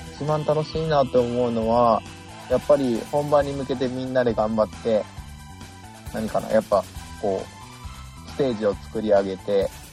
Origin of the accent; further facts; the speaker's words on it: Kagoshima, Japan; 僕、鹿児島なんです